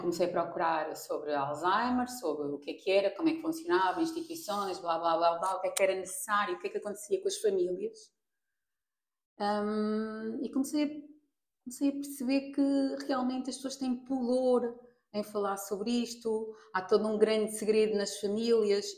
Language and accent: Portuguese; Portugal; also born or lived in Mozambique; Eu nasci em Moçambique, aos dois meses vim para Portugal